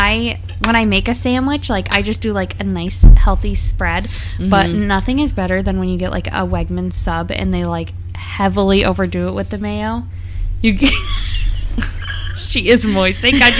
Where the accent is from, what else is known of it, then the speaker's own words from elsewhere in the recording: United States; We're so American